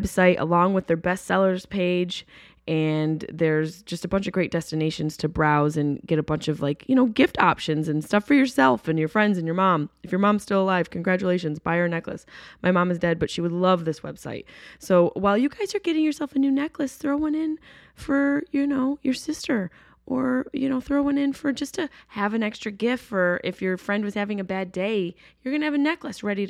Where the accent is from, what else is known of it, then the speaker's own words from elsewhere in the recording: upstate New York, United States; moved away; I'm not from New York City, but I'm from upstate New York